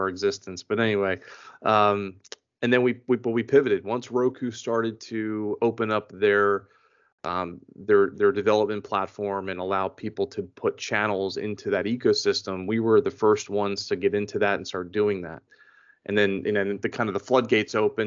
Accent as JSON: {"language": "English", "town": "Philadelphia", "region": "Pennsylvania", "country": "United States", "tie": "born or raised there", "also_born_or_lived": "Florida", "moved": "as an adult", "said": "I am originally from Philadelphia. Born and raised in Philadelphia, spent most of my life there"}